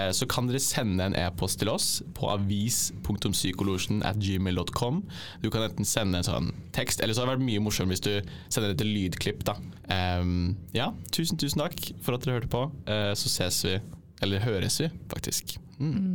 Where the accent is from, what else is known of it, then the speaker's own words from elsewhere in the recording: Drangedal, Telemark, Norway; moved away; så kommer jeg fra Drangedal, som er en sånn liten, liten drittbygd i Telemark.